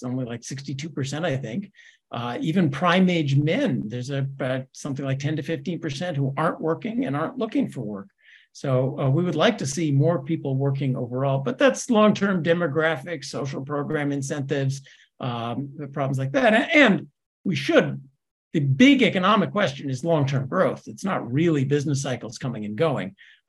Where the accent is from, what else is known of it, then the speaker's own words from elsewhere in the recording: Scotland, United Kingdom; I'm a Scot. We don't borrow money.